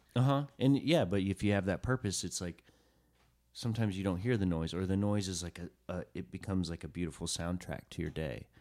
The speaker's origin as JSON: {"language": "English", "town": "Chattanooga", "region": "Tennessee", "country": "United States", "tie": "born or raised there", "first_language": "English", "said": "I grew up in Chattanooga, Tennessee"}